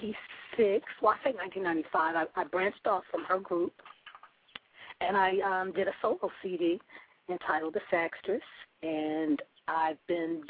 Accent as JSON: {"language": "English", "town": "Philadelphia", "region": "Pennsylvania", "country": "United States", "tie": "born or raised there", "also_born_or_lived": "Los Angeles", "moved": "yes", "said": "I grew up in Philadelphia, Pennsylvania"}